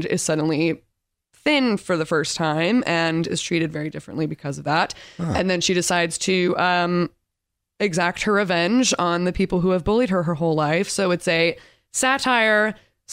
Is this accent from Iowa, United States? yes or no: no; Torrance, California, United States; I'm from Torrance, California.